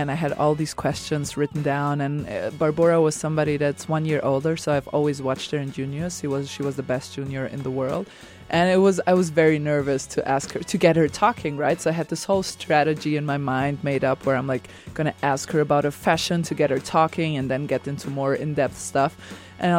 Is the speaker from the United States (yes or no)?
no; Serbia; I'm from Serbia